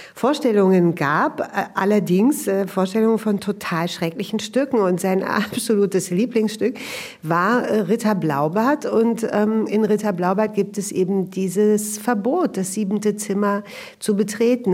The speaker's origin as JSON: {"language": "German", "region": "Berlin", "country": "Germany", "tie": "born or raised there", "said": "Ich bin ähm, in Westberlin aufgewachsen, in dem Arbeiterbezirk Neukölln in den 70er Jahren."}